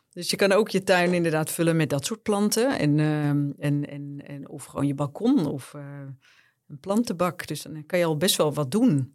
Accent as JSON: {"language": "Dutch", "town": "Bergen", "region": "North Holland", "country": "Netherlands", "tie": "born or raised there", "said": "ik ben in Bergen opgegroeid"}